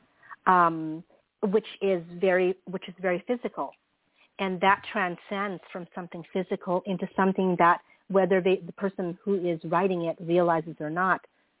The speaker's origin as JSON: {"language": "English", "country": "Philippines", "tie": "born or raised there", "moved": "yes", "lives_now": "San Francisco Bay Area, United States", "said": "I grew up in the Philippines during those formative years"}